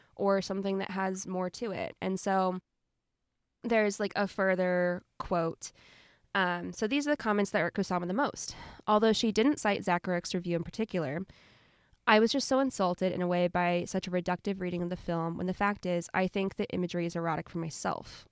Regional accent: Southern Ohio, United States; I'm from Southern Ohio.

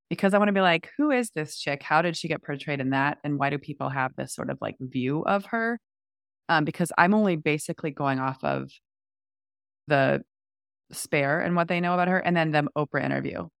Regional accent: United States; as an American

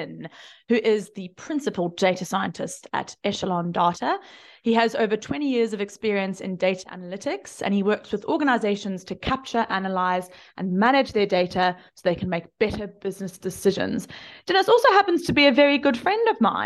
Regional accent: South Africa; In South Africa, we also say data

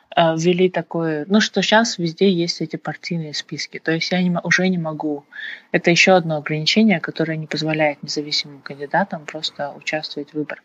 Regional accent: Kazakhstan; кто мы, казахи и вообще казахстанцы

